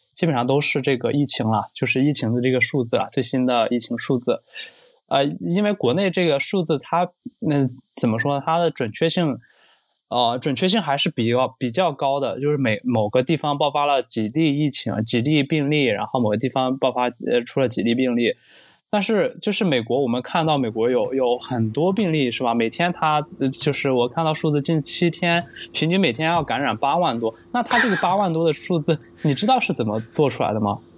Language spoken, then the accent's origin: Chinese; Henan, China; now in Beijing, China; 我的家乡河南